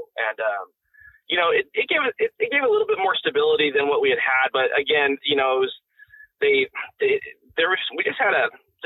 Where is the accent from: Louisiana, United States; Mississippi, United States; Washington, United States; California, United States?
Washington, United States; also born or lived in Rhode Island; we zoomed across the country and landed in Washington. And that's where me and Billy grew up